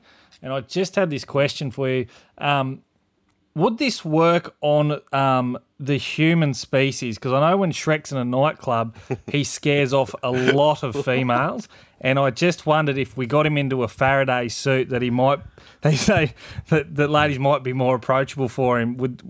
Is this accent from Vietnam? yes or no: no; Australia; as an Australian, I'm absolutely ashamed of it